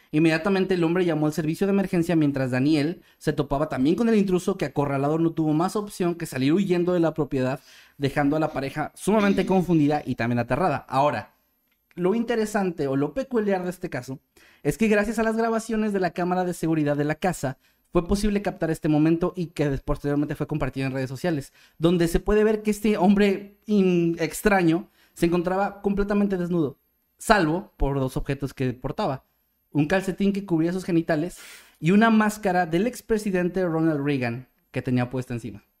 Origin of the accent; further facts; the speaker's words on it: Mexico; como mexicano